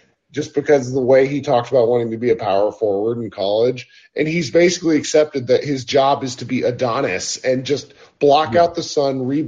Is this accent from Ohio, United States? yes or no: no; Texas, United States; moved away as an adult; also born or lived in Southern California; I grew up in Texas